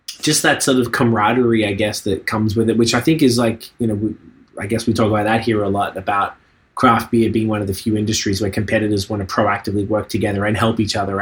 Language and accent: English; Australia; now in Canada; I'm from Australia